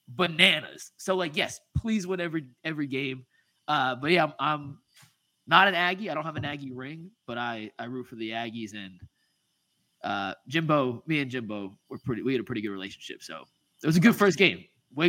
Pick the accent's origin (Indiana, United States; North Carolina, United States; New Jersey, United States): New Jersey, United States; moved away as an adult; also born or lived in Boston, United States / Bryan, Texas, United States; now in Cleveland, United States; I'm from Jersey